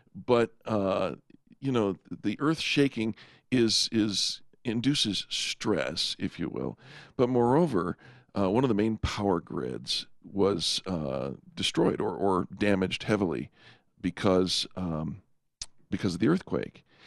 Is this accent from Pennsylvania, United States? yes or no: no; California, United States; I grew up in California